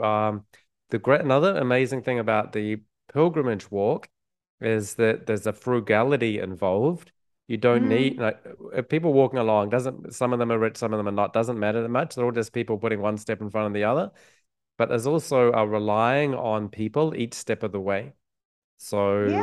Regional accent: New Zealand; growing up in New Zealand

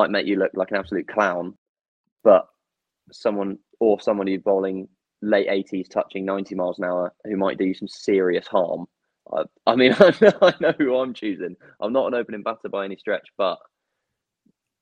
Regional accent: England, United Kingdom; English, being English

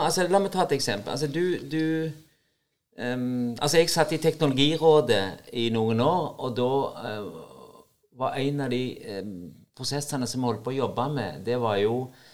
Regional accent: Norway; Selv om det er et amerikansk selskap som betaler lønna mi, så er jeg nordmann.

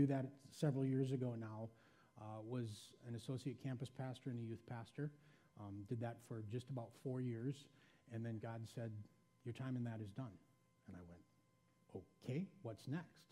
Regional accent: Janesville, Wisconsin, United States; I was born in Janesville, Wisconsin

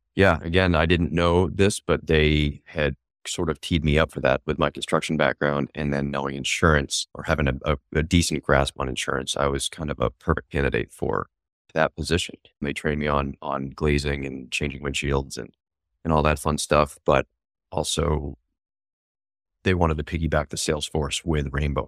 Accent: York, Maine, United States; I grew up in York, Maine.

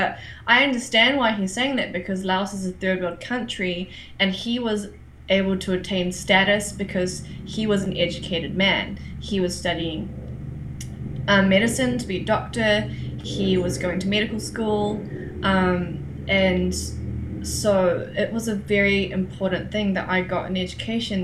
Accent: New Zealand; I was born in New Zealand

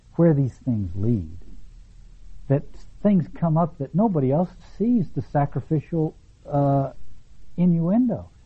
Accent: the South, United States; when I grew up in the South

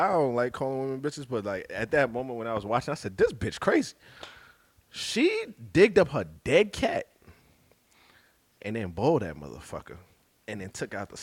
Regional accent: Jamaica; also born or lived in Brooklyn; being Jamaican

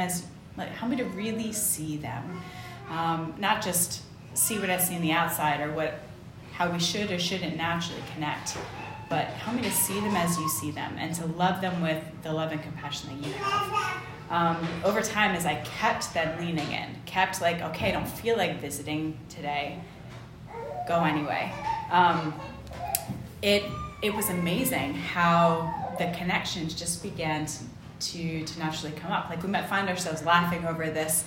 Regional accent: United States; moved away; I'm an American

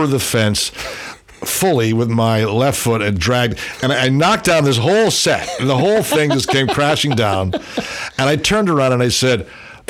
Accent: Des Moines, Iowa, United States; I am from Des Moines, Iowa, and I was a product of a community theater children's theatrical program.

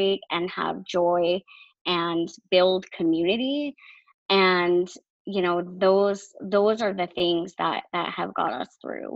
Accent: Maine, United States; also born or lived in New Hampshire; we are from Maine

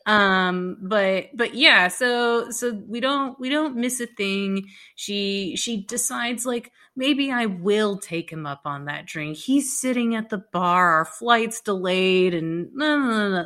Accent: Dallas, Texas, United States; I'm from Dallas

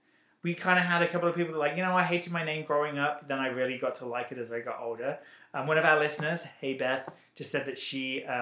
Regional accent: England, United Kingdom; accent: English; moved away as an adult; now in United States; I don't think we've even had a conversation about me being from England and her being from England. I'm like, lady, we're from England.

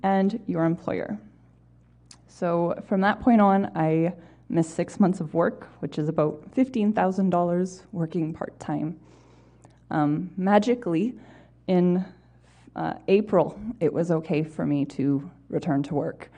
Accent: Winnipeg, Manitoba, Canada; also born or lived in Brandon; I was born and raised here in Manitoba

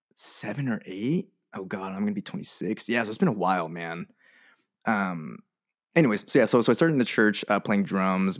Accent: Merced, California, United States; I grew up in Merced, um, California

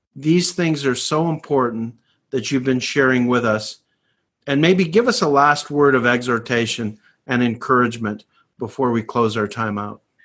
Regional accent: Canada; I grew up in Canada

